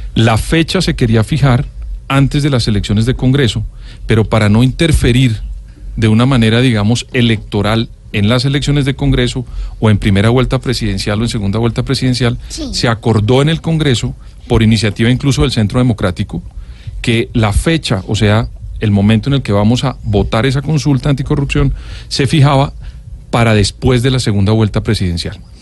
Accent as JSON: {"language": "Spanish", "country": "Colombia", "said": "los colombianos"}